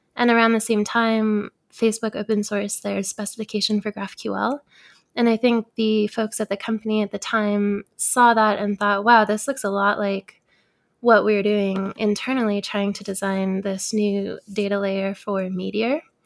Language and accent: English; Bay Area, California, United States; I grew up in the Bay Area, so I grew up kind of surrounded by Silicon Valley